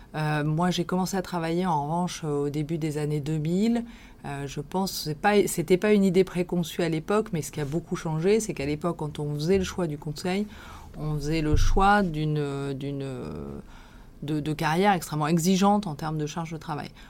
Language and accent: French; Villefranche-sur-Saône, Auvergne-Rhône-Alpes, France; moved away as an adult; also born or lived in Lyon; now in Paris, France; je suis originaire de la région lyonnaise. J'ai vécu mon enfance à Villefranche-sur-Saône et mes années de lycéenne à Lyon